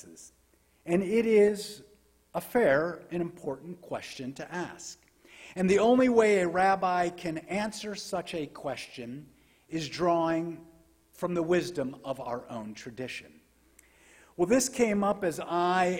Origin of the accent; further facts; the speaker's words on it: United States; as American Jews